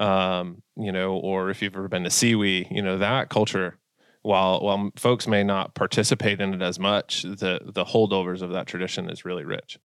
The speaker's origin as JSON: {"language": "English", "region": "Massachusetts", "country": "United States", "tie": "born or raised there", "also_born_or_lived": "Milwaukee, Wisconsin", "moved": "as an adult", "lives_now": "Minnesota, United States", "said": "I'm from, uh, Massachusetts originally, you know, born and raised out there"}